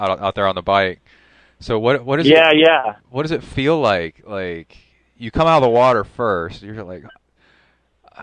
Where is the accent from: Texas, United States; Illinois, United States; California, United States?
Texas, United States; As a Texan myself